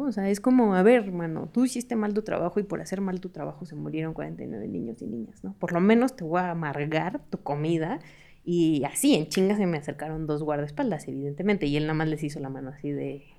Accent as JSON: {"language": "Spanish", "town": "Hermosillo", "region": "Sonora", "country": "Mexico", "moved": "yes", "lives_now": "Mexico City, Mexico", "said": "Yo soy de Hermosillo"}